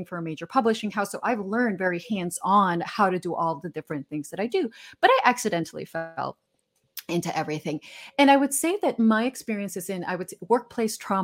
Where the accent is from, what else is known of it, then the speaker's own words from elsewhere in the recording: Guatemala; moved away; I'm originally from Guatemala, so I'm Hispanic